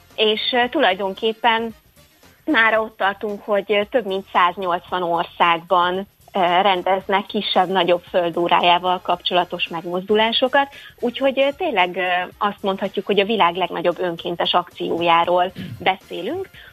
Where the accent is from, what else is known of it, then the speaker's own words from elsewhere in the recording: Székesfehérvár, Fejér, Hungary; én egyébként Székesfehérvári vagyok